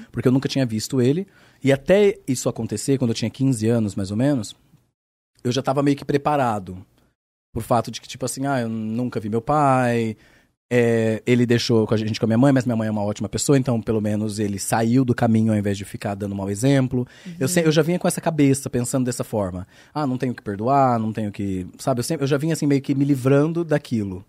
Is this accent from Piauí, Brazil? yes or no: no; Bauru, São Paulo, Brazil; accent: Bauru; moved away as an adult; porque eu sou de uma cidade de interior. Então, hum. eu sou de Bauru. Aí Bauru, uma cidade pequena, interior